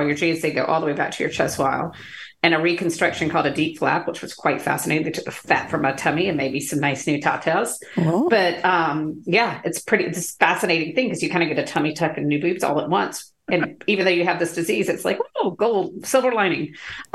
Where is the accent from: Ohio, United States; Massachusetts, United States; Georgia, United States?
Georgia, United States; Athens; I'm from Athens, Georgia